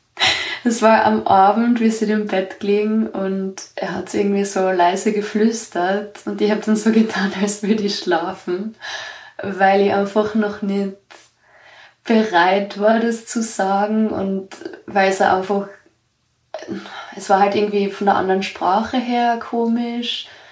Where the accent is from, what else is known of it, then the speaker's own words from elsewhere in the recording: Austria; ich bin aus Österreich